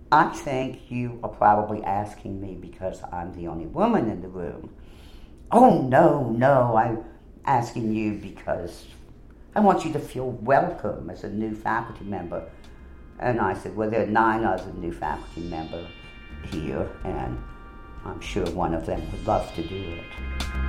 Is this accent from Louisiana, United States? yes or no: yes; New Orleans, Louisiana, United States; I was born in 1940, grew up uh, in the New Orleans vicinity. I always say I'm from New Orleans because even though I grew up in Jefferson Parish